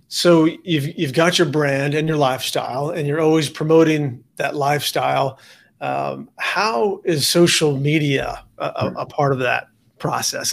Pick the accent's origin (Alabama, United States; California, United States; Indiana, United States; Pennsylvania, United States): California, United States; San Diego; also born or lived in Charlotte, North Carolina; I'm from San Diego